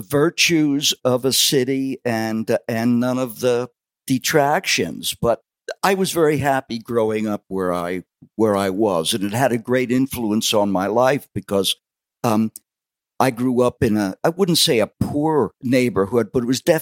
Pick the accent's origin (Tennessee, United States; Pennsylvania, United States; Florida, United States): Pennsylvania, United States; Allentown; also born or lived in Wildwood, New Jersey; that's growing up on the south side of Allentown.